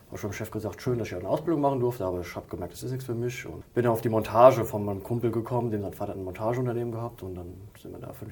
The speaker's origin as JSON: {"language": "German", "town": "Limburg", "region": "Hesse", "country": "Germany", "tie": "born or raised there", "also_born_or_lived": "Frankfurt", "said": "Nee, geboren in Sossenheim, aber dann mit Sippe sind wir nach Limburg gezogen und dann Limburg-Weilburg groß"}